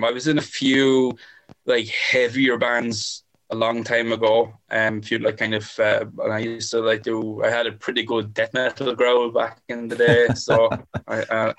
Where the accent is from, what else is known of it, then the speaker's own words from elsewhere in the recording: Ireland; now in Bagenalstown, Ireland; my hometown of Tye, which is down the road